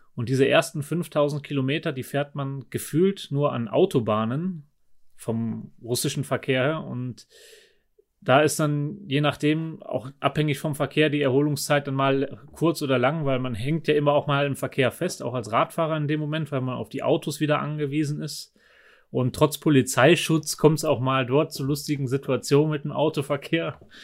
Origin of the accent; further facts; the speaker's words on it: Germany; now in Nauders, Austria; als Do Deutscher